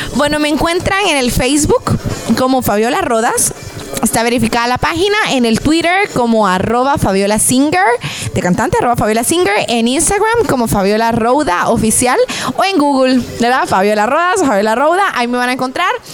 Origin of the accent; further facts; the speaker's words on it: Guatemala; now in United States; todos los guatemaltecos